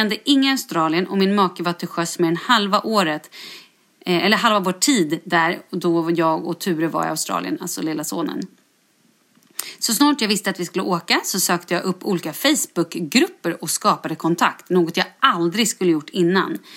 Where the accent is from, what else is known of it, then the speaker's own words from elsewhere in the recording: Stockholm, Stockholm County, Sweden; now in Västerås, Sweden; Jag är född och uppvuxen i Stockholm men flyttade helt ensam till Västerås för att börja plugga.